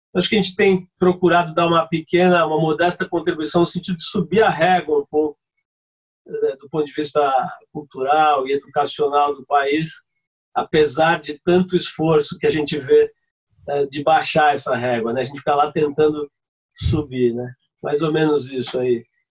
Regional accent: São Paulo, Brazil; eu saí de São Paulo, fui parar no Rio de Janeiro com a minha família

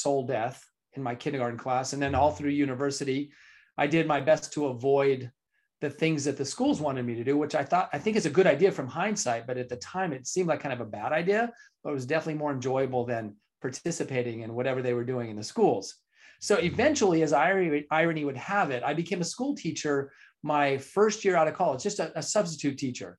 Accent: California, United States; I was born and raised in California

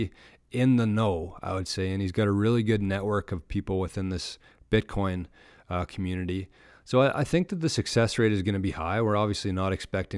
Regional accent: Canada; I'm from Canada

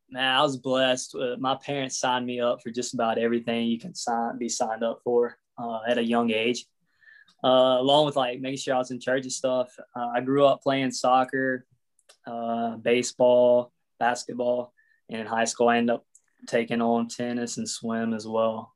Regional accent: Pearl, Mississippi, United States; also born or lived in Plano, Texas; moved to Pearl when I was about three, and yeah, that's where I grew up, Pearl, Mississippi

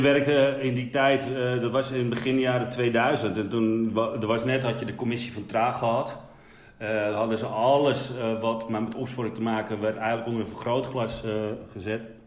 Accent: Wormerveer, North Holland, Netherlands; ik kom uit de Zaanstreek. Um, daar, ja, Wormerveer, daar ben ik geboren

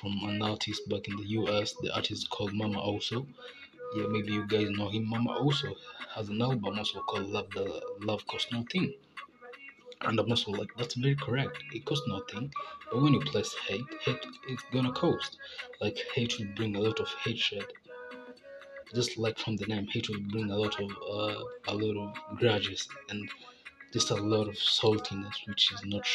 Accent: Kenya; I'm Kenyan, like, I'm very real Kenyan

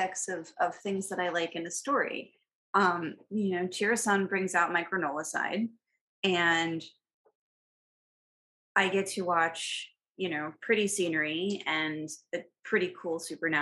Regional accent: United States; as an American

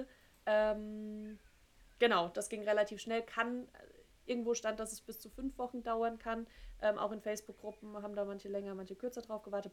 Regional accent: Germany

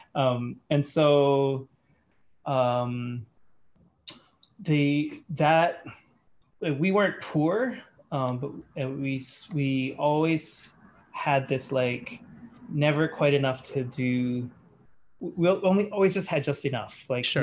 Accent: Australia; moved away; also born or lived in Hawaii; my teenage years, I grew up in Australia

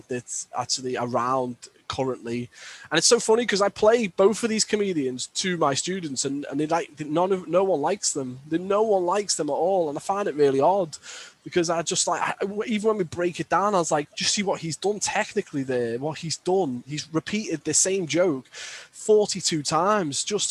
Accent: Birkenhead, North West England, United Kingdom; I always use comedy as a defense mechanism growing up in Birkenhead

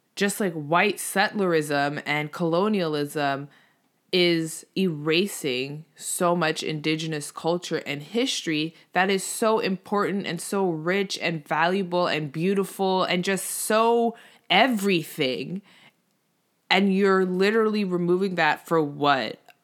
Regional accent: Canada; Obviously, I'm Canadian.

